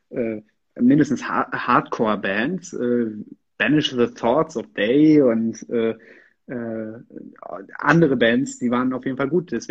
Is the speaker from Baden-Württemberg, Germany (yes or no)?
no; Lüdenscheid, North Rhine-Westphalia, Germany; Also ich würde sagen, Lüdenscheid ist meine Heimat, aber Flensburg ist mein Heimathafen.